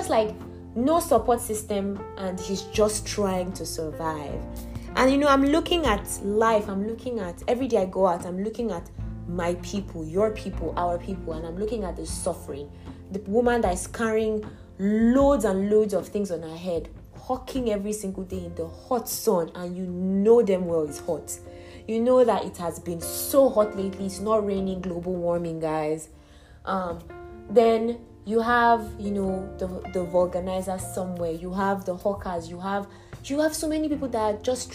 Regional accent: Nigeria; I was born in Nigeria. I'm a Nigerian citizen

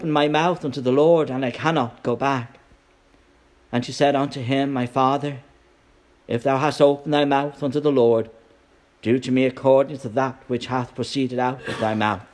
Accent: Ireland; moved away as an adult; now in United States; Last week I was an Irish immigrant, now I'm an Irish American

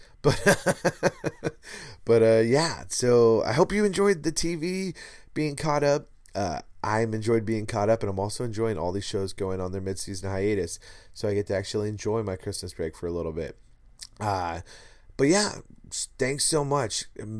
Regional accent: Liverpool, North West England, United Kingdom; I'm from Liverpool. And I do bad accents, as you know, my friends.

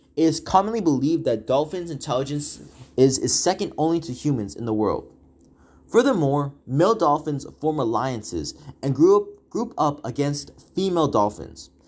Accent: Walnut Creek, California, United States; I am from the Bay Area, more specifically Walnut Creek

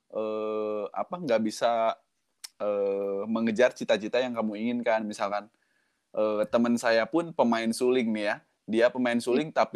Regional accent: Bandung, West Java, Indonesia; born there; Walaupun eh, saya lahir di Bandung gitu ya, tapi sehari-hari hmm. ngomong bahasa Indonesia dan bahasa Jawa

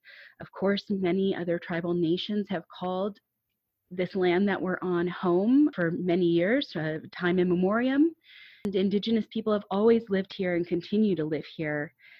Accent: Minneapolis, Minnesota, United States; moved away as an adult; now in Milwaukee, United States; I live in Milwaukee. This is my first year living in Milwaukee. I'm coming from Minnesota and Minneapolis. That's my home and my homelands, and I'm happy to be here.

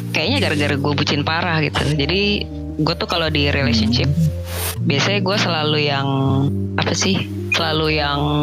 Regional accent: Jakarta, Indonesia; teman-teman SMA gue lah ya di Jakarta

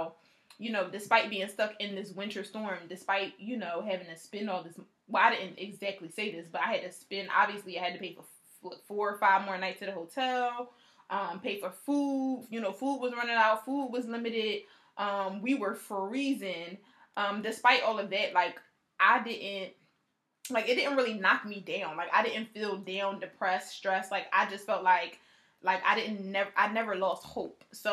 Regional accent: Philadelphia, Pennsylvania, United States; I'm from Philly

